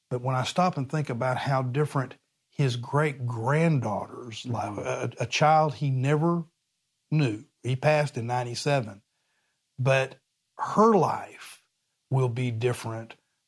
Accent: Oklahoma City, Oklahoma, United States; born there; I was born in Oklahoma City. My parents were both from Oklahoma. I was born in Oklahoma City, as was my brother, also a Baylor grad, 2 years after me.

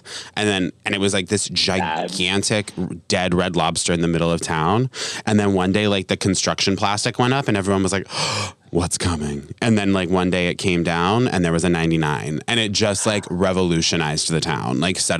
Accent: Rhode Island, United States; also born or lived in Vermont; I'm from Rhode Island and Vermont.

